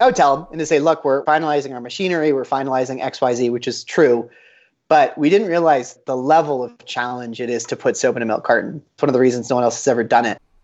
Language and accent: English; Boulder, Colorado, United States; Talking from Boulder, Colorado, where I was born and raised